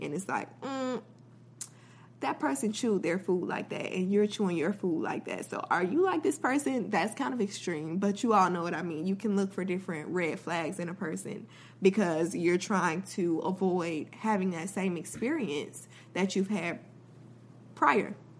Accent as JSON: {"language": "English", "region": "Florida", "country": "United States", "said": "I'm from Florida, so a lot of times we have, like, loud thunder and storms"}